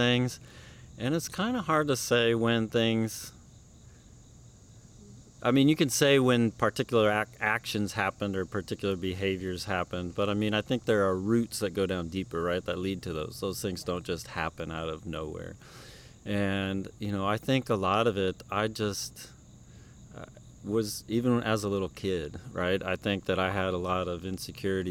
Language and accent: English; Lincoln, Nebraska, United States; moved away as an adult; also born or lived in Washington, D.C. / Arizona; now in Georgia, United States; So I grew up in Lincoln, Nebraska. I moved there when I was a little tiny baby.